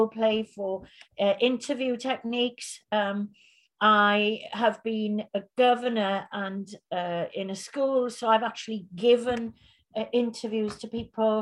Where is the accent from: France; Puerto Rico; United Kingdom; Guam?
United Kingdom; Fishguard, Wales; also born or lived in Belgium; I grew up in Fishguard